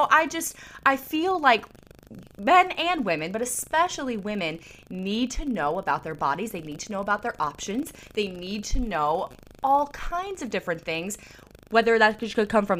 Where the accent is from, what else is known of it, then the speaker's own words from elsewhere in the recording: the South, United States; I grew up in the South